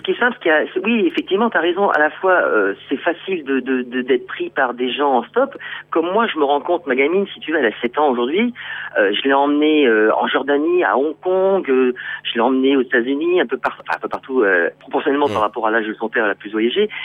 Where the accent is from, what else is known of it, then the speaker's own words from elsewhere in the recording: Brittany, France; moved away as an adult; also born or lived in Paris / Réunion; je suis breton. Donc je vais dire plutôt que je suis euh, retour euh, aux sources